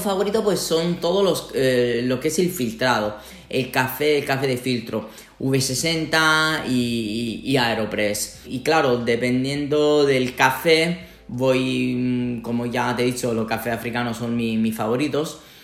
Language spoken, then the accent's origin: Spanish; Sicily, Italy; Spanish is a second language; moved away as an adult; now in Toledo, Spain; de donde vengo yo, en Sicilia